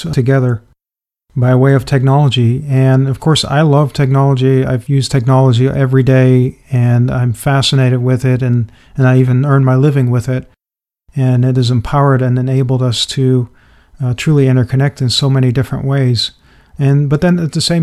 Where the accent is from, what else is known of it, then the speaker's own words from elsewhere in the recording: Netherlands; I grew up in the Netherlands as a very introverted and shy and retreated type of child